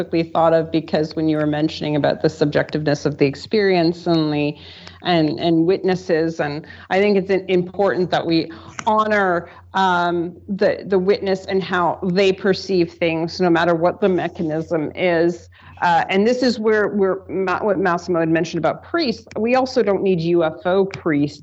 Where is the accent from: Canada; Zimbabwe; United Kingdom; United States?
Canada; I'm Canadian